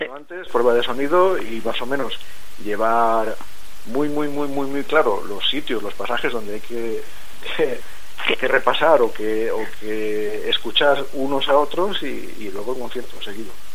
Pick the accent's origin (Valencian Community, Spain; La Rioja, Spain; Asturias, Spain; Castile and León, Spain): Valencian Community, Spain; now in Burgos, Spain; yo soy saxofonista, eh, soy valenciano